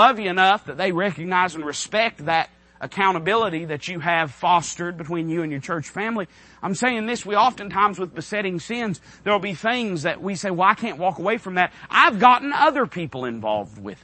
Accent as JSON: {"language": "English", "country": "United States", "said": "as an American citizen"}